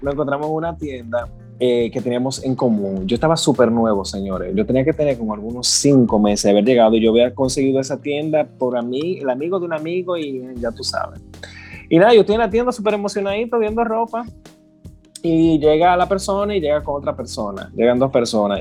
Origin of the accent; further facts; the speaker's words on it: Higüey, La Altagracia, Dominican Republic; moved away as an adult; now in United States; yo soy de Higüey, yo, yo vine hace poco. Y me recuerdo, yo acabo de llegar a Estados Unidos, pero a mí me encanta decir que yo soy de Higüey